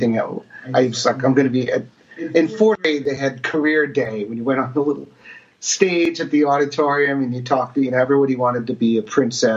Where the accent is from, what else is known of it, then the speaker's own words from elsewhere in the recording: New Jersey, United States; I was growing up in New Jersey